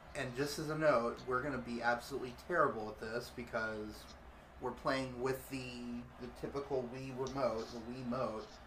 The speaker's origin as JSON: {"language": "English", "town": "Orlando", "region": "Florida", "country": "United States", "also_born_or_lived": "Tulsa, Oklahoma", "said": "I'm from Orlando"}